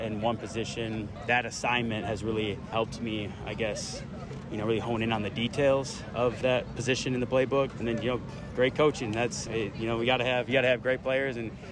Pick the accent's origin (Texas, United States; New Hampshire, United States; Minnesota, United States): Minnesota, United States; moved away; I grew up in Minnesota